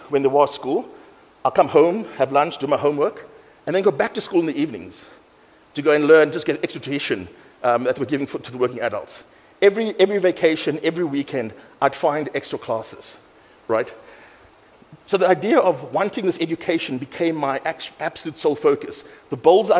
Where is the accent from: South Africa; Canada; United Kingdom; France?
South Africa; Cape Town, Western Cape; I grew up in Mitchell's Plain